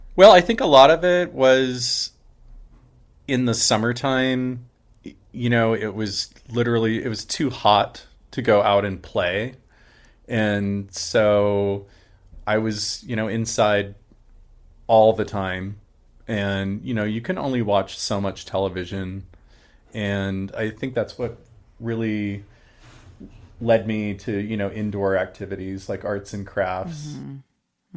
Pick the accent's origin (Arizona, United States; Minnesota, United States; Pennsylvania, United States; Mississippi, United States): Arizona, United States; Phoenix; also born or lived in Munich, Germany / Kentucky; now in Seattle, United States; we moved to Arizona when I was about five or six.